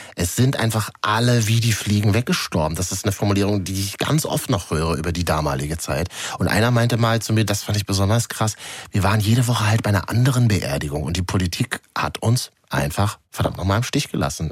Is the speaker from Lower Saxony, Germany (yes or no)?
no; Berlin, Germany; als Berliner